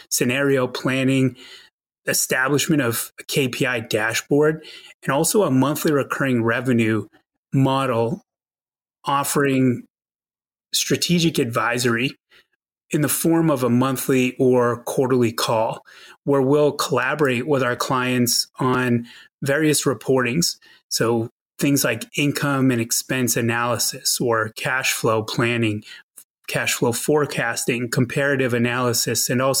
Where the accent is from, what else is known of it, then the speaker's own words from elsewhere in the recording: outside of Boston, Massachusetts, United States; now in Tucson, United States; I grew up on the East Coast outside of Boston and spent many years of my childhood shoveling snow